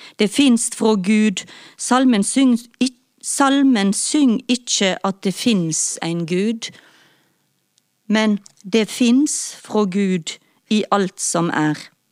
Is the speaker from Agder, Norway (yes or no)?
no; Stord, Vestland, Norway; now in Oslo, Norway; Jeg kommer fra Stord, som ligger mellom Haugesund og Strandebarm.